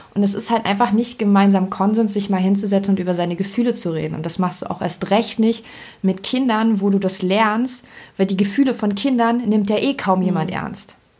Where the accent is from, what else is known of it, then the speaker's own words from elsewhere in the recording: Germany; bei uns in Deutschland